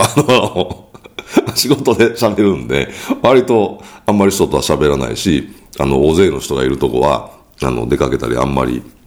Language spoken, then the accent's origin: Japanese; Kyoto, Japan; accent: Kansai dialect; 僕は京都出身なので、関西弁じゃないですか